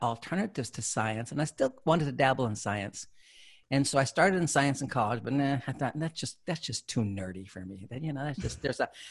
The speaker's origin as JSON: {"language": "English", "town": "San Jose", "region": "California", "country": "United States", "tie": "born or raised there", "said": "I grew up here in California. I'm originally from the San Jose, South Bay area"}